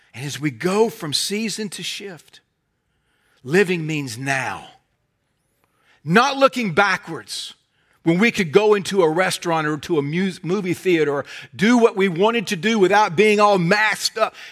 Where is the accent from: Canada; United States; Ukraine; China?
United States; either as an American or as a Christian